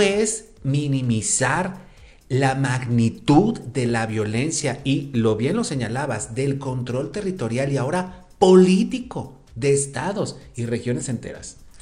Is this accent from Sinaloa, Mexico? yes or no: yes; Sinaloa, Mexico; now in Puebla, Mexico; Yo recuerdo de niño, siendo sinaloense